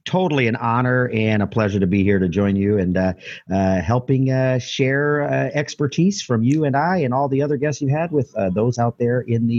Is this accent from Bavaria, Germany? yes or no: yes; Nuremberg, Bavaria, Germany; born there; also born or lived in Fort Leonard Wood, United States; And I was born in Germany at the Nuremberg Army Hospital, and we moved around quite a bit, as many military families will tell you, 2 to 3, 4 times